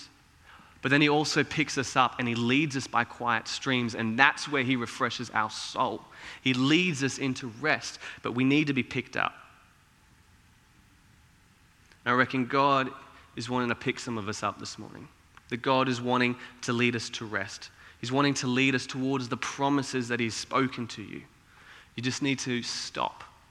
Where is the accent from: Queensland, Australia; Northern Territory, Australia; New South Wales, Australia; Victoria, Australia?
Queensland, Australia; Cairns; as a kid, my immediate family, we grew up in Cairns